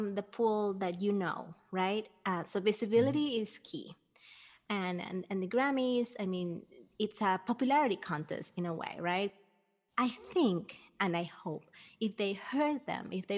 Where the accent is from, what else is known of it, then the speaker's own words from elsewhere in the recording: Peru; moved away; I grew up in Peru, and I've always been working with kids